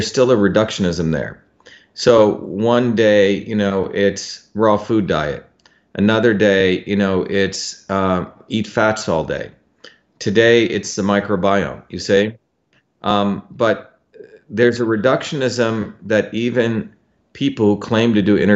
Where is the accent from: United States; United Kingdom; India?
India; I grew up in India, which had a caste system as a child.